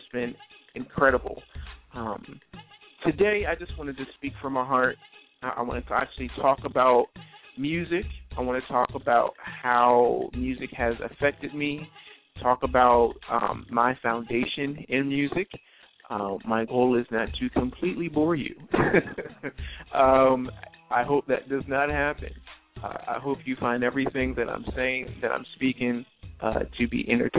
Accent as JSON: {"language": "English", "region": "New Jersey", "country": "United States", "tie": "born or raised there", "said": "The church that I grew up at in South Jersey"}